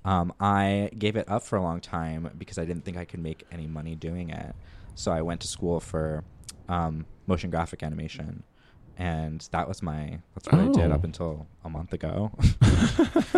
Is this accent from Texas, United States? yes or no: no; New Jersey, United States; accent: New Jersey; moved away; also born or lived in New York; I'm from New Jersey